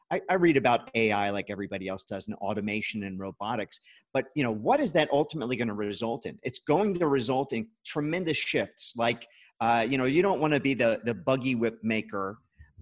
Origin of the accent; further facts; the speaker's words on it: New York, United States; now in Boca Raton, United States; I'm originally from New York